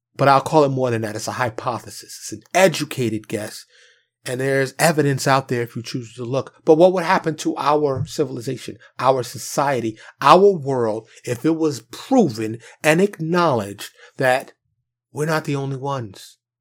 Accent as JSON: {"language": "English", "town": "New York City", "region": "New York", "country": "United States", "tie": "born or raised there", "said": "Born and raised in New York City"}